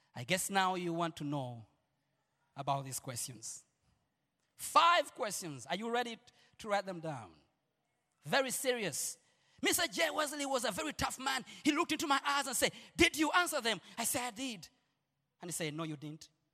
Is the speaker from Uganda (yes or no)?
yes; Uganda; I'm Ugandan